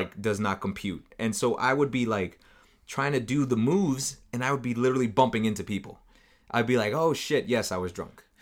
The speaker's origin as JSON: {"language": "English", "country": "United States", "said": "I'm from the United States"}